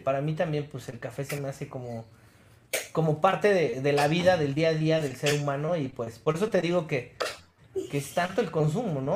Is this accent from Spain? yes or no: no; Mexico; also born or lived in Mexico City